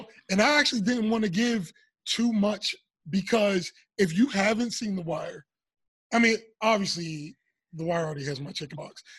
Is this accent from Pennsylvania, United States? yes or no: yes; Pittsburgh, Pennsylvania, United States; moved away as an adult; we grew up in Pittsburgh